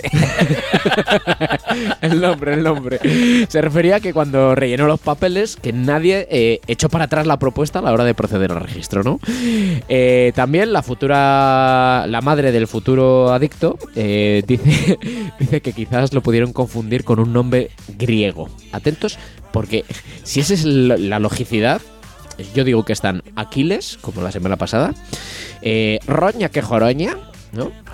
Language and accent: Spanish; Aldaña, Castile and León, Spain; now in Aguilar de Campoo, Spain; mi pueblo es Aldaña